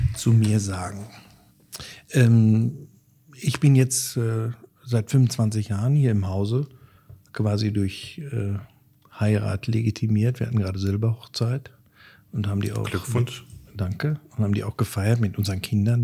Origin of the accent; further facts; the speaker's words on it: Schmallenberg, North Rhine-Westphalia, Germany; moved away as an adult; now in Dortmund, Germany; Ich komme aus dem Sauerland, äh, bin dort im Wald groß geworden